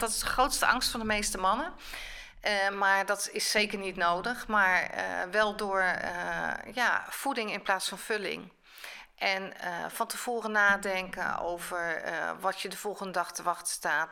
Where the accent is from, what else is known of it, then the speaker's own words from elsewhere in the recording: Rotterdam, South Holland, Netherlands; ik ben een Rotterdammer, Rotterdamse